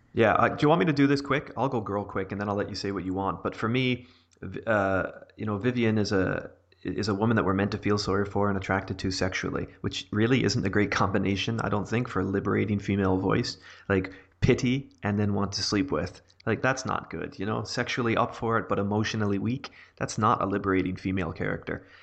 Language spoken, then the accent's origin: English; Canada; I am Canadian